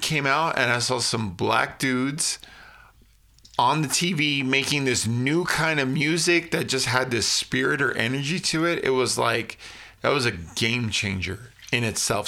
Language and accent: English; United States; I'm an American kid